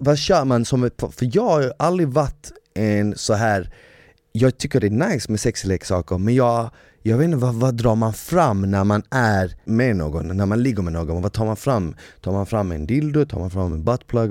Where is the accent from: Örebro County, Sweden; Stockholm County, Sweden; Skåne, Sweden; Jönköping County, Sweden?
Skåne, Sweden; Malmö; moved away; eftersom jag är uppvuxen i Malmö så har jag mer eller mindre under hela min barndom hört danska